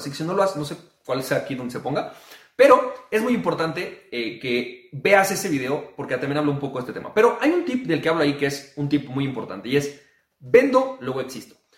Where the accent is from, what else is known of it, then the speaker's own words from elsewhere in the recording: Mexico; yo como mexicano